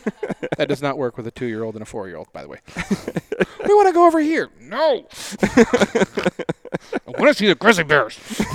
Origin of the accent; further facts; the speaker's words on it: Spokane, Washington, United States; I grew up in Spokane